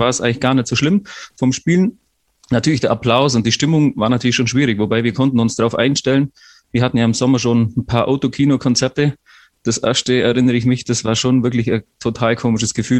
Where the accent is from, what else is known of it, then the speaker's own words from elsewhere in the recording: Unterallgäu, Bavaria, Germany; moved away as an adult; also born or lived in Lucerne, Switzerland; vom Unterallgäu, wo ich aufgewachsen bin